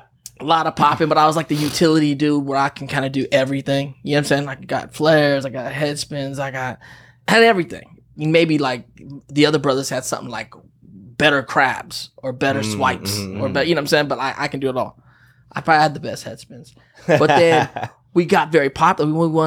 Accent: Pittsburg, California, United States; In the Bay, yeah. Okay. We're from Pittsburgh, California, and it's just a little cutty town outside of the city.

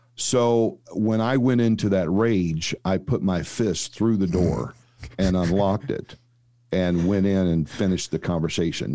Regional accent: St. Louis, Missouri, United States; now in Dallas, United States; I was actually born and raised in Saint Louis

